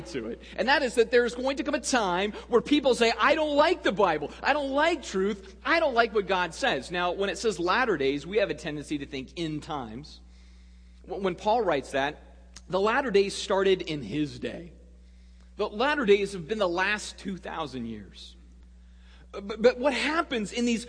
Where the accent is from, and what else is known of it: Sedona, Arizona, United States; born or raised there